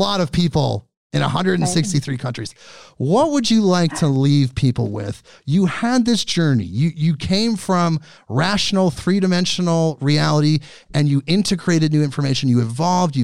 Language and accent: English; Portland, Oregon, United States; I'm from, like me, Portland. I'm from Portland.